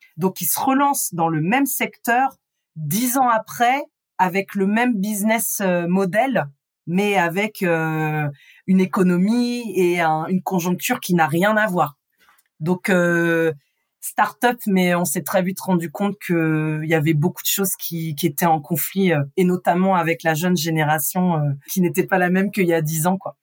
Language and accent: French; Rouen, Normandy, France; J'ai grandi euh, en Normandie, donc dans l'agglomération rouennaise. Je suis une vraie rouennaise